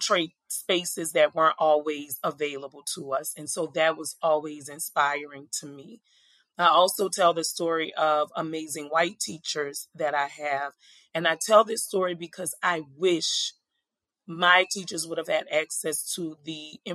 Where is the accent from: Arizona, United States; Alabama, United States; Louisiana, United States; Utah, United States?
Louisiana, United States; New Orleans; I am originally from New Orleans, Louisiana, born and raised